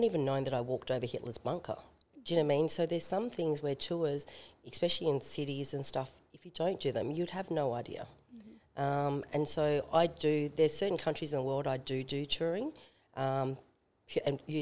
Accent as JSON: {"language": "English", "country": "Australia", "said": "an Australian"}